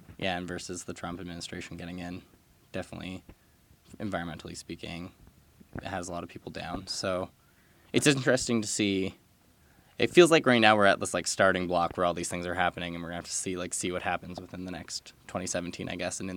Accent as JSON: {"language": "English", "town": "Hinton", "region": "Alberta", "country": "Canada", "tie": "born or raised there", "moved": "yes", "said": "my hometown, Hinton"}